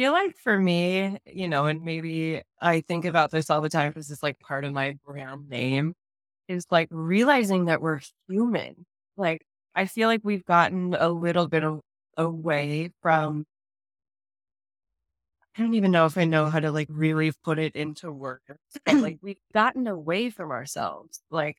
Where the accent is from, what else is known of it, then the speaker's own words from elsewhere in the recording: California, United States; now in Chicago, United States; I'm from California and now I live in the suburbs of Chicago.